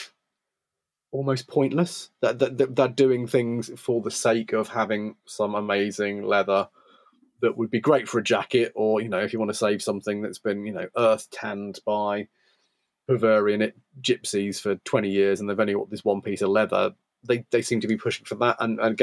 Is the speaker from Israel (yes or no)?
no; United Kingdom; as a Brit interloper